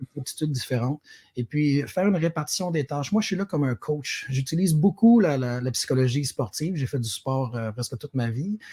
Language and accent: French; Sherbrooke, Quebec, Canada; moved away as an adult; also born or lived in Montreal; je, suis, originaire de Sherbrooke. J'ai grandi euh, à Rock Forest